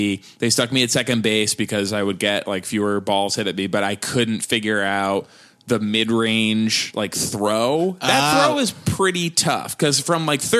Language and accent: English; Wellesley, Massachusetts, United States; also born or lived in Austin, Texas; We lived there for like 5 years, uh-huh. but mostly, outside Boston in Wellesley.